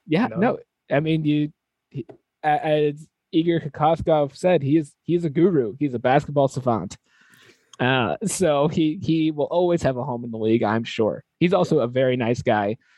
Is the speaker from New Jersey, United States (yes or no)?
no; Connecticut, United States; I grew up in Connecticut, like big college basketball state